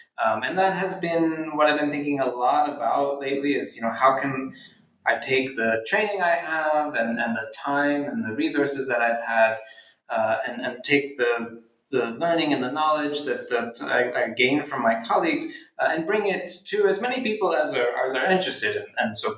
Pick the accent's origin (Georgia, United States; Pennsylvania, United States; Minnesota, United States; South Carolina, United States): Pennsylvania, United States; Philadelphia; born or raised there